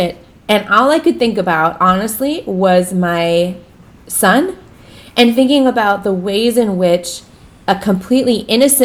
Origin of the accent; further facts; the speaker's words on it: Minneapolis, Minnesota, United States; moved away; Minneapolis, which is my hometown.